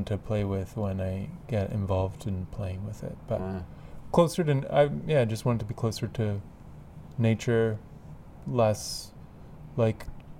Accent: Etobicoke, Ontario, Canada; born there; I wanted to live outside of the city my whole life, and I was born in Etobicoke

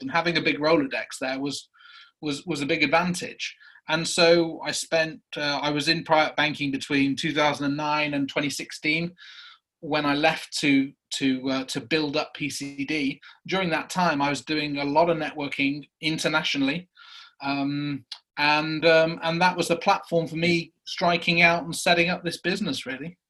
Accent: Prestatyn, Wales, United Kingdom; moved away as an adult; Wales coast uh, in a place called Prestatyn

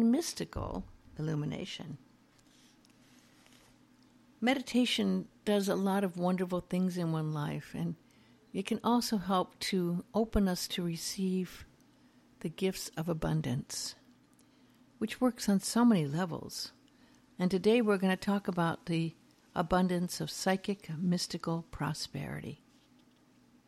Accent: Beverly Hills, California, United States; I grew up in Beverly Hills, knew many stars

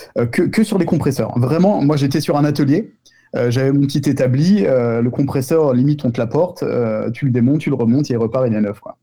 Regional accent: Tremblay-en-France, Île-de-France, France; je suis de Tremblay en France

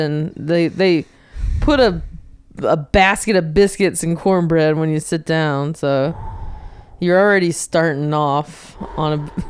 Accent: the South, United States; you know, I'm from the South. We like to eat.

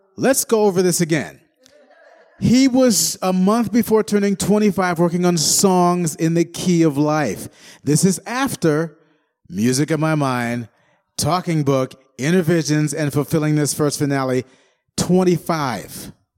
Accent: Detroit, Michigan, United States; I'm from Detroit. And, um, so obviously I grew up with Motown

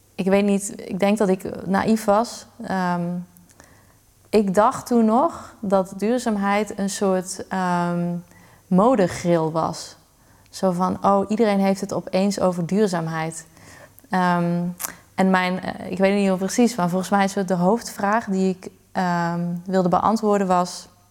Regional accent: Limburg, Netherlands; moved away as an adult; also born or lived in Utrecht; het is mijn geboorteplaats. Ik denk dat dat het gewoon anders maakt. Het is de plek waar, die ik ken sinds ik klein ben

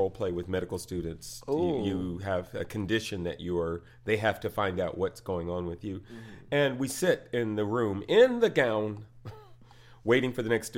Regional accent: Covina, La Puente, Claremont, California, United States; I grew up in that little area, so the foothills

